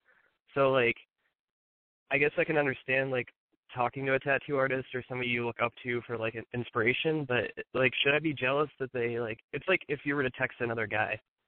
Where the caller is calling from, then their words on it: Ohio, United States; 25, Ohio, and we talked last week.